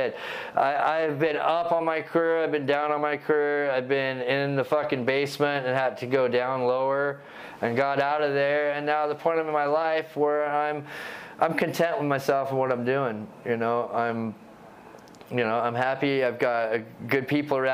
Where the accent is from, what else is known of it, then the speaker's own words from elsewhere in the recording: Bellevue, Washington, United States; also born or lived in England; I grew up in Bellevue